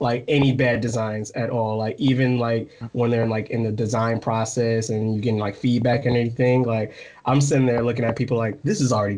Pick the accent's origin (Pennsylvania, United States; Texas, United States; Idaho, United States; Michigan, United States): Michigan, United States; moved away as an adult; also born or lived in West Virginia / Florida / New Jersey / California; I'm from Michigan, and then I moved to West Virginia